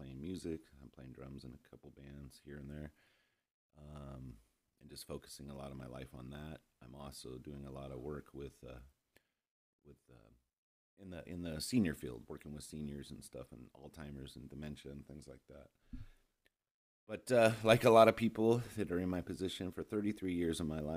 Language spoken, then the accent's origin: English; Long Beach, California, United States; moved away as an adult; now in Austin, United States; I grew up in Long Beach, California in the early 70s, 80s, 90s.